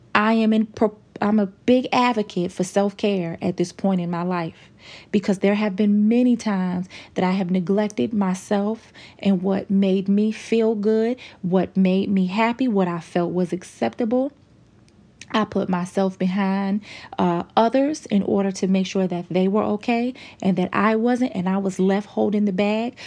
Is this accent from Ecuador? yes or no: no; United States; as an American